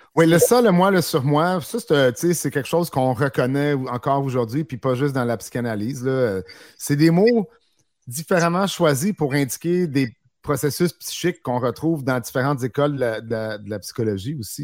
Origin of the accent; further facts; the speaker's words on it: Quebec, Canada; je suis un Québécois